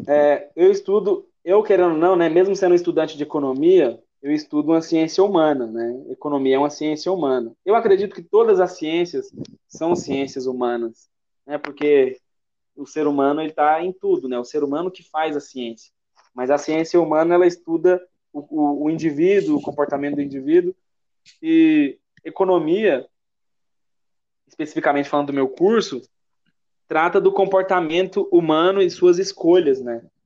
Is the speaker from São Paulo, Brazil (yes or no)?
no; Goiás, Brazil; accent: goiano; Sendo bem goiano aqui